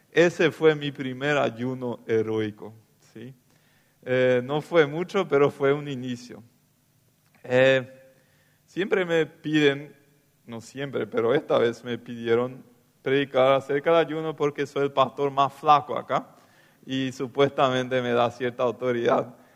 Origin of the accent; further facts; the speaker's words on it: Loma Plata, Boquerón, Paraguay; Sí, yo vine de Loma Plata, de la colonia, a estudiar teología en el CEMTA.